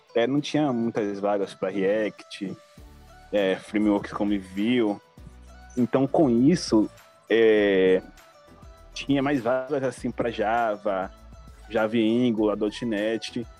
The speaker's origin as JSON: {"language": "Portuguese", "town": "Salvador", "region": "Bahia", "country": "Brazil", "said": "sou brasileiro, sou de Salvador, Bahia"}